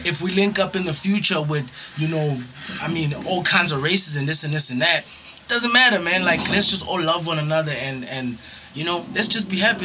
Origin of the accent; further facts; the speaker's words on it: Johannesburg, Gauteng, South Africa; Born and bred in JHB